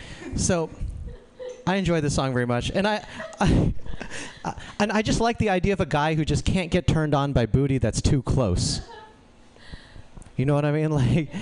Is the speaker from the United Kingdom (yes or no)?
no; India; I'm Indian, but I don't look like the rest of my family.